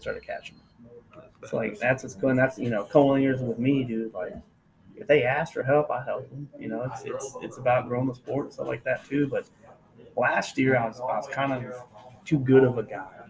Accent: Texas, United States; we're from Texas. It's like 107 down here in July.

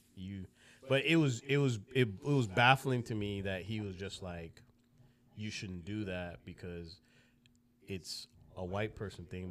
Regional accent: Broward County, South Florida, United States; also born or lived in Jamaica / Lauderhill, Florida / Davie, Florida; I grew up in Broward County, um, which is, if you don't know, it's north of Miami.

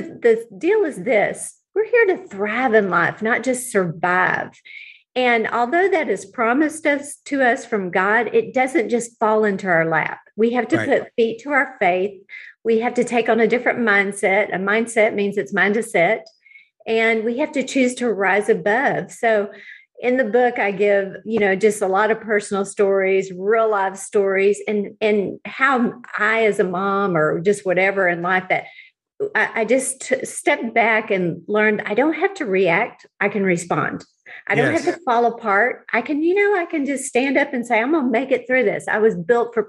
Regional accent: Houston, Texas, United States; moved away as an adult; now in Dallas, United States; I grew up in Houston

